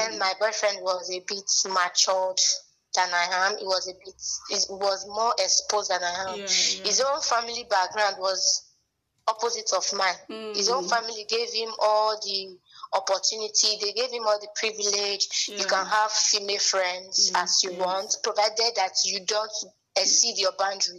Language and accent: English; Benin City, Edo, Nigeria; where I was growing up in Benin